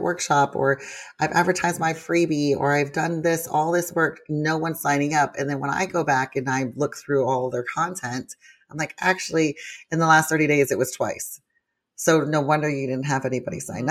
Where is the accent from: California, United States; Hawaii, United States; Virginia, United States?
Hawaii, United States; moved away; I lived in Hawaii all my life, was born and raised there